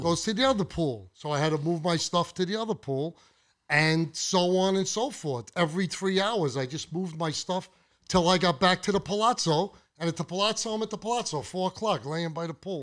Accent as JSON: {"language": "English", "town": "Brooklyn", "region": "New York", "country": "United States", "tie": "born or raised there", "said": "I grew up with him in Brooklyn"}